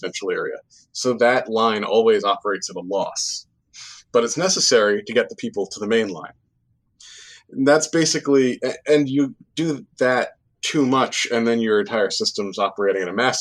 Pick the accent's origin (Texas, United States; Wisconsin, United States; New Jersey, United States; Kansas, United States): New Jersey, United States; also born or lived in Worcester, Massachusetts; I grew up in New Jersey